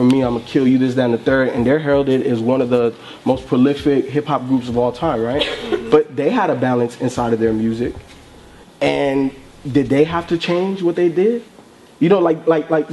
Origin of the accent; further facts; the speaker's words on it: Chicago, Illinois, United States; I was born in Chicago. I spent a lot of time there